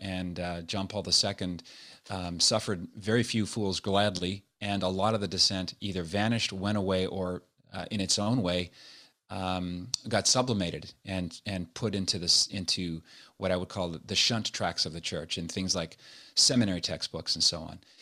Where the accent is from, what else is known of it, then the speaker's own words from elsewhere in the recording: Nova Scotia, Canada; moved away as an adult; also born or lived in Montreal / Toronto / Los Angeles; now in United States; I was born and raised in Nova Scotia